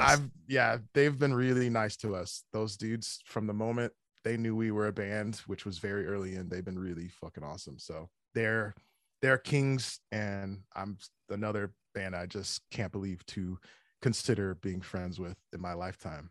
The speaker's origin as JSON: {"language": "English", "town": "Chicago", "region": "Illinois", "country": "United States", "tie": "born or raised there", "also_born_or_lived": "Evergreen Park", "said": "I grew up, I grew up in Chicago. Uh, it was a, it's a, it's a town called Evergreen Park"}